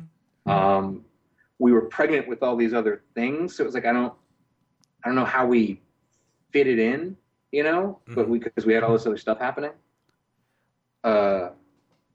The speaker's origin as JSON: {"language": "English", "region": "North Carolina", "country": "United States", "said": "I'm from North Carolina"}